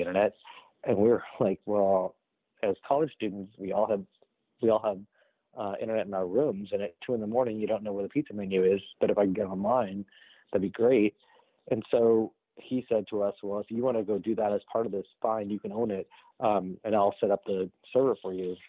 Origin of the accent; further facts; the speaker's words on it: Boston, Massachusetts, United States; I'm from Boston